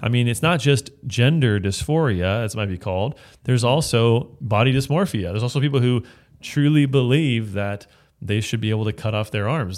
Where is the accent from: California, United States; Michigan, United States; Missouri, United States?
California, United States; Bay Area; I'm from the Bay of California